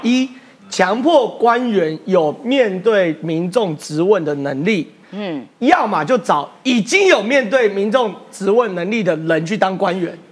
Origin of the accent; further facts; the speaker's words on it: Taiwan; 我们台湾人